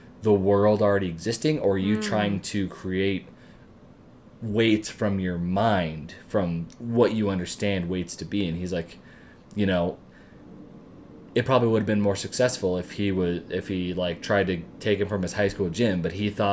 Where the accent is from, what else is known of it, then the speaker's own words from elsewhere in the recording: Loveland, Colorado, United States; I was born and raised in Loveland